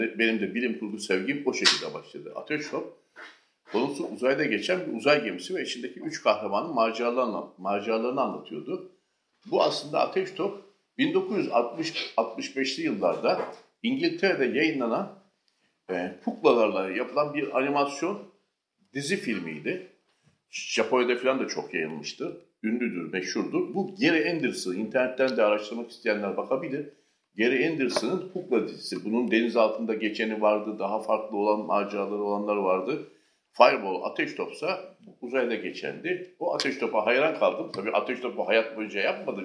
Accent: Istanbul, Turkey; Ben 1978 İstanbul doğumluyum.

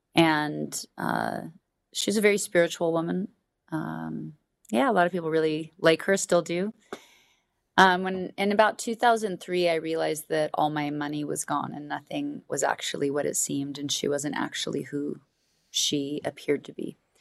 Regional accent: Alaska, United States; I was raised in Alaska

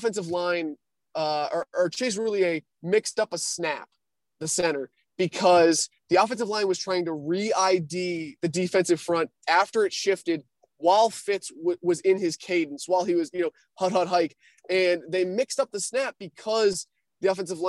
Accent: New Hampshire, United States; I'm from New Hampshire

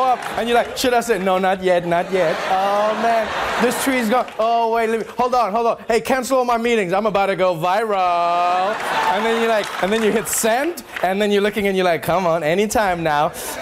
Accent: South Africa; I'm just a South African baby slammer

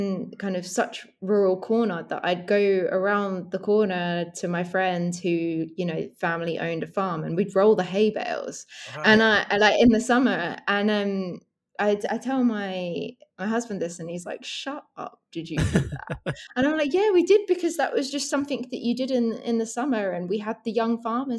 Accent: East of England, United Kingdom; accent: generic South England; I would say that my accent is pretty generic of like South England.

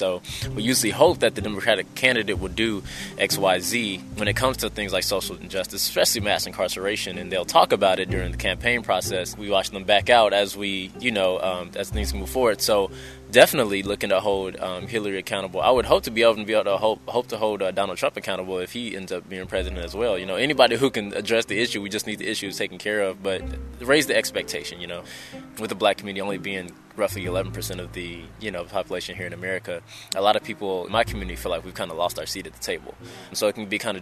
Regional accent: Houston, Texas, United States; also born or lived in Oklahoma; now in San Antonio, United States; I grew up in Houston

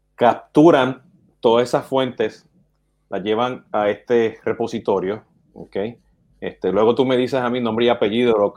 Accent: Puerto Rico; siendo puertorriqueño o boricua, como nos dicen

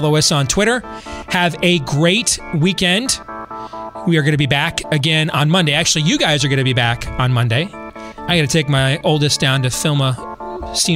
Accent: Iowa, United States; in Iowa, in my home state

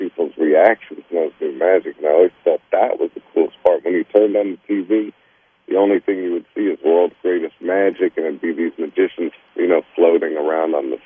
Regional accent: New York City, New York, United States; I grew up in Brooklyn, New York, and had a single mother

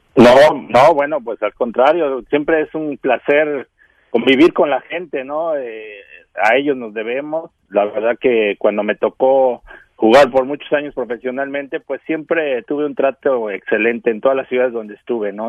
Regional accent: Texcoco, State of Mexico, Mexico; yo soy de Texcoco, Estado de México

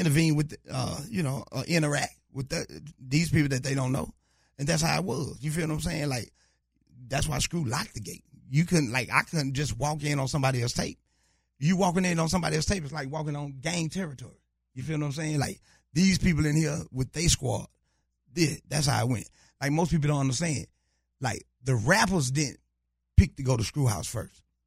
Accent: Louisiana, United States; now in Houston, United States; I'm originally from Louisiana, but I'm out of H Town

